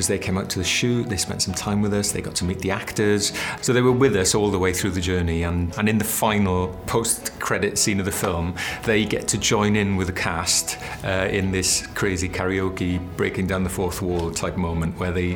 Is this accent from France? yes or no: no; South Wales, United Kingdom; I come from South Wales. I was brought up in the valleys.